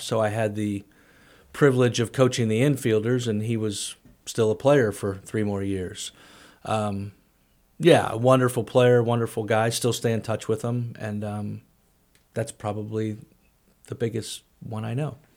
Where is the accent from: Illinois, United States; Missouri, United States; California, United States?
Missouri, United States; St. Louis; moved away as an adult; also born or lived in Springfield, Missouri; now in Danville, United States; growing up in Saint Louis